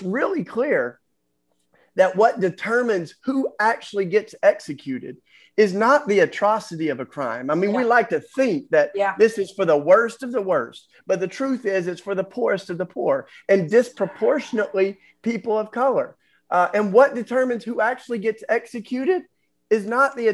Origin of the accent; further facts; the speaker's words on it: Tennessee, United States; I grew up in Tennessee